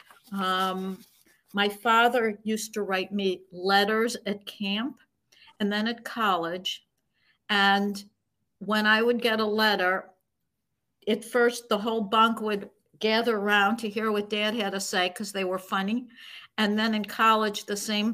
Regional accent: Buffalo, New York, United States; now in New York City, United States; I grew up in Buffalo, New York

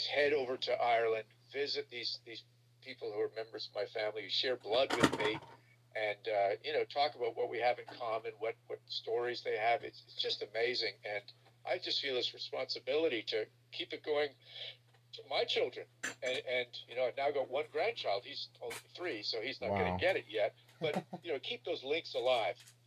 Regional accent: Montreal, Quebec, Canada; as a 12-year-old growing up in Montreal, Canada

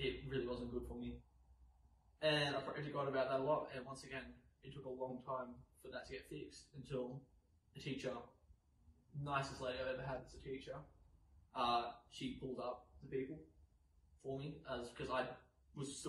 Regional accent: New South Wales, Australia; I was born and raised in New South Wales

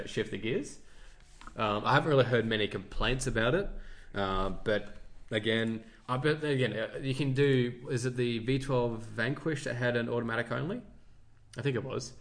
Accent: Australia; I'm from Australia

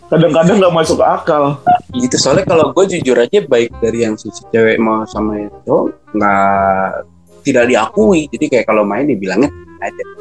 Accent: East Jakarta, Jakarta, Indonesia; soalnya kan gue anak Jakarta Timur nih

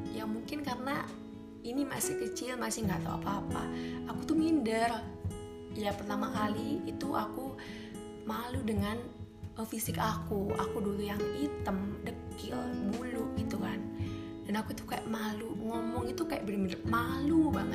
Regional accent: Malang, East Java, Indonesia; dan aku berasal dari Malang gitu

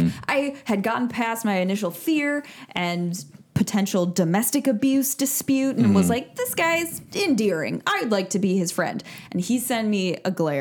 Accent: Michigan, United States; I grew up in Michigan.

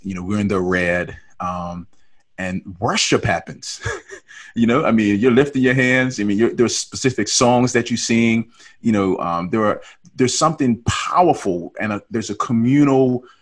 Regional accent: Bermuda; moved away; I was born and raised in Bermuda

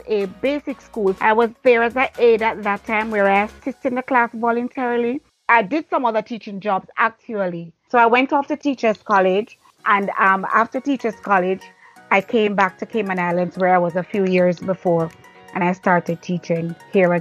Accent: Jamaica; moved away; I was from Jamaica

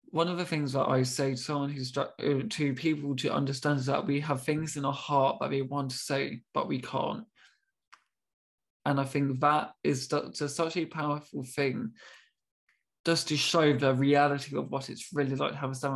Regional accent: United Kingdom; being very British, I'm, I'm so sorry, I'm really confused.

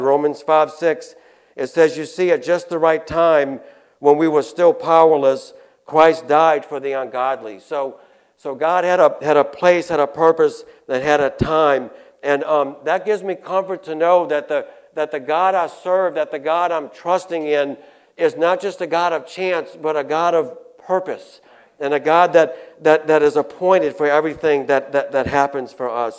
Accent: Chalmette, Louisiana, United States; also born or lived in New Orleans; now in Covington, United States; I was born in New Orleans. I moved to uh, St. Bernard Parish, I think, when we were like two years old. We, so I grew up in Chalmette

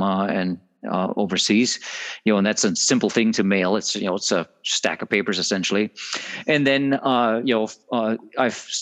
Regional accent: Germany; moved away; I am from Germany, and still have family there

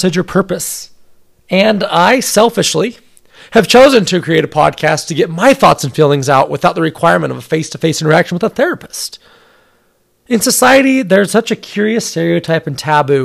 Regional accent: Salt Lake City, Utah, United States; I grew up in Salt Lake City, Utah, surrounded by my loving family and incredibly supportive friends

